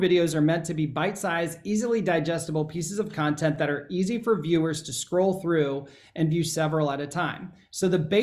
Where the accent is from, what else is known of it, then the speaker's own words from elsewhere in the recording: Ohio, United States; I'm from Ohio. We say niche